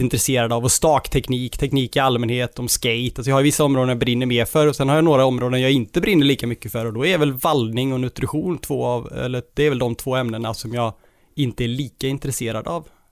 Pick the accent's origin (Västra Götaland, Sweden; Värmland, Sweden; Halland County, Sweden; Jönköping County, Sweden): Västra Götaland, Sweden; Borås; jag är från Borås